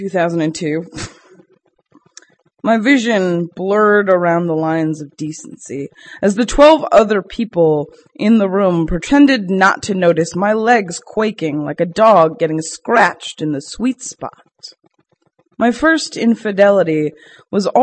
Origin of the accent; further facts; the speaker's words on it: Boston, Massachusetts, United States; now in Brooklyn, United States; to a Bostonian is a little bit rough to deal